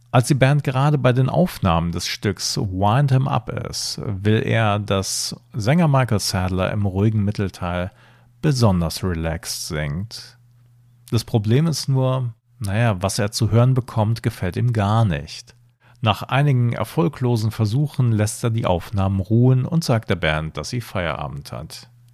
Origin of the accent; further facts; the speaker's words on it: Germany; Ich bin zwar im Rheinland geboren, aber meine Eltern sind zugezogen